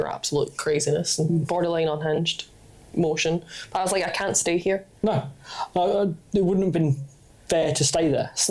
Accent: England, United Kingdom; I'm from England

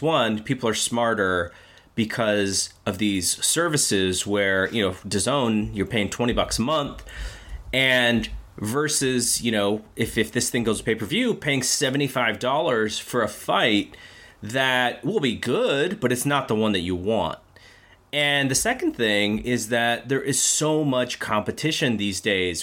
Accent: United States; as an American boxing viewer

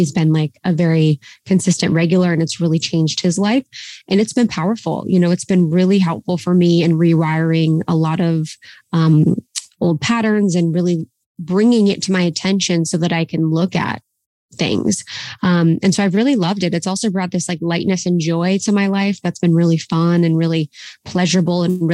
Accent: Ohio, United States; moved away; my time growing up in Ohio

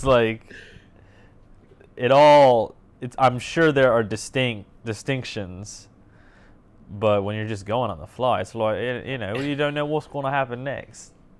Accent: Indiana, United States; we're from Indiana

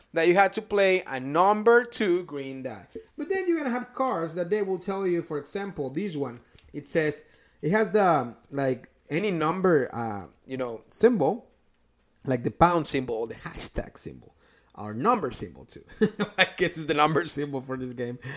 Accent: Mexico; first language Spanish; English is a second language; now in Indianapolis, United States; from the small town that I came from in Mexico

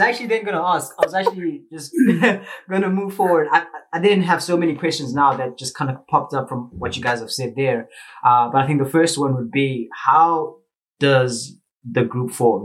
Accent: Zimbabwe; moved away as an adult; now in South Africa; I'm from Zimbabwe, uh, but I'm currently studying in South Africa

